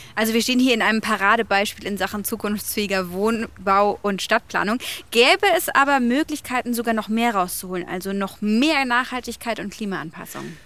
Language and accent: German; Bavaria, Germany; Bei uns in Bayern